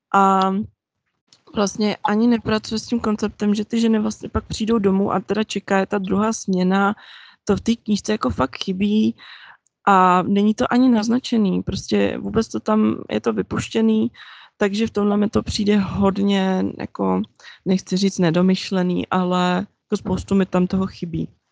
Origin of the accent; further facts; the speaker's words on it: Czechia; já jsem vyrostla v Česku